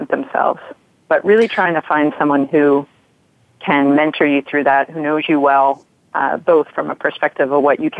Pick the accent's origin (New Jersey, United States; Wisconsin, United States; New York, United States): New York, United States; moved away as an adult; also born or lived in Midwest; growing up in New York, going to school in the Midwest